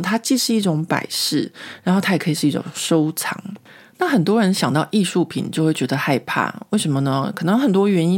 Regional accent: Taiwan; moved away as an adult; now in Paris, France; 我们从小在国立编译馆的教育下面长大

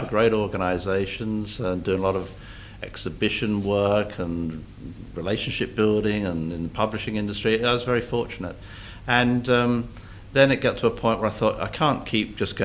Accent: London, United Kingdom; now in Australia; I grew up in London, the western suburbs of London, in a place called Ruislip

